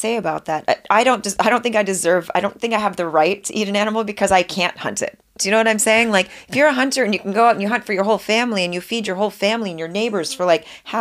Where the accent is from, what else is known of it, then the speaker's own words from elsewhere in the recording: Montreal, Quebec, Canada; moved away as an adult; now in United States; I'm Canadian